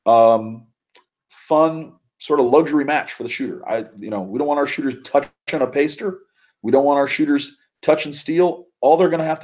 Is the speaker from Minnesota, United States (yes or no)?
yes; Minnesota, United States; moved away; also born or lived in Wisconsin; I grew up in Minnesota, way up north in the cold